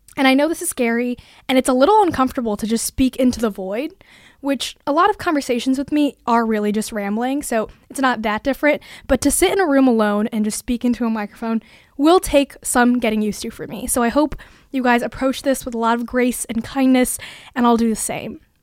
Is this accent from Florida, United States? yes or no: no; Bay Area, California, United States; moved away as an adult; now in Massachusetts, United States; I was born and brought up in California, the Bay Area to be exact